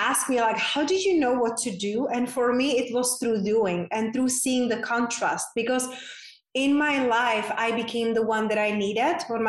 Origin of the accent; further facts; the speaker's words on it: Czechia; moved away; I grew up in a very small town in Czech Republic, hence that's my unpronounceable name and my accent is from